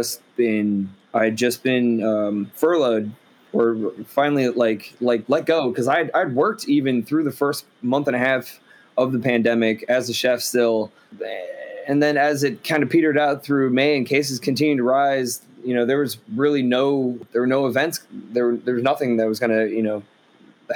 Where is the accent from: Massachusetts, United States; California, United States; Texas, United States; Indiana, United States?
Massachusetts, United States; Boston; moved away as an adult; also born or lived in Baltimore, Maryland; now in Chicago, United States; moved to Boston when I was younger, or a little bit older rather, still pretty young though, 7 or 8, and lived there for, 13, 14 years